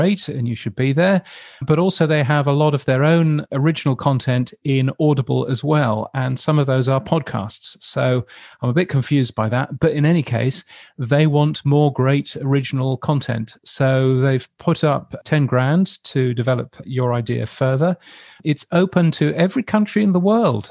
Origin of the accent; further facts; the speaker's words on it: United Kingdom; now in Australia; as a British person